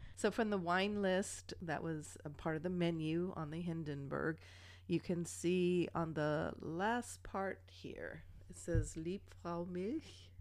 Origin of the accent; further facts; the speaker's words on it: Germany; moved away; growing up in Germany